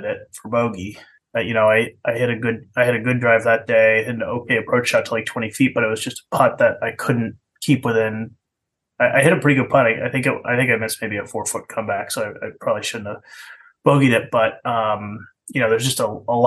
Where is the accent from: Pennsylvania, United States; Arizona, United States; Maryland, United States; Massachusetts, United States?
Massachusetts, United States; Western; moved away; also born or lived in New Hampshire; Grew up in Western Mass